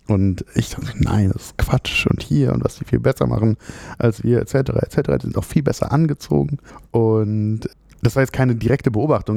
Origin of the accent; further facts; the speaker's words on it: Frankfurt, Hesse, Germany; moved away as an adult; also born or lived in Freiburg / Padua; ich bin in Frankfurt geboren, habe in Freiburg studiert